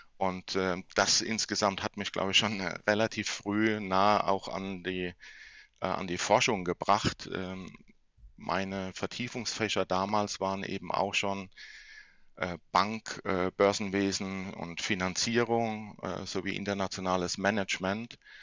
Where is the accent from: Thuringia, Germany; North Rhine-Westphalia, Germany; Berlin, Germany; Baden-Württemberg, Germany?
Baden-Württemberg, Germany; Mannheim; also born or lived in left bank of the Rhine (Rhineland-Palatinate); Ich bin in Mannheim geboren, bin äh, zwar aufgewachsen, dann linksrheinisch, aber auch dann wieder zum Gymnasium rüber nach Mannheim gewechselt